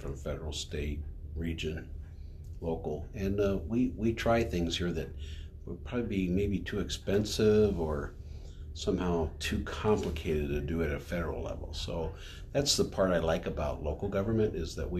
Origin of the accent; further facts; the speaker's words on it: Minnesota, United States; I grew up in a very conservative, and this is, sounds strange for Minnesota maybe, but it was a conservative county